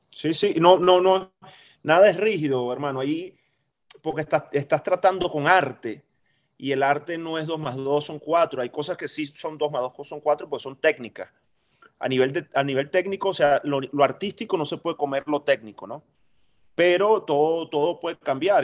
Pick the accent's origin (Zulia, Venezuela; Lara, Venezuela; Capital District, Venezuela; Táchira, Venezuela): Zulia, Venezuela; Maracaibo; yo soy maracucho